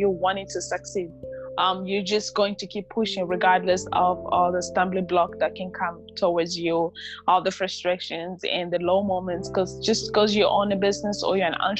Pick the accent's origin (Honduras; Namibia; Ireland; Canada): Namibia; moved away as an adult; also born or lived in Democratic Republic of the Congo; now in United States; I was raised in Namibia